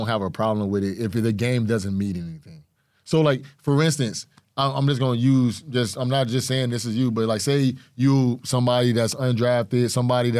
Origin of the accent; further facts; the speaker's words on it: Fort Lauderdale, Florida, United States; I'm from Fort Lauderdale, Florida